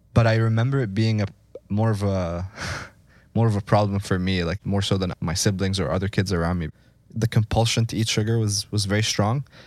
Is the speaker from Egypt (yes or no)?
yes; Egypt; moved away; I grew up in Egypt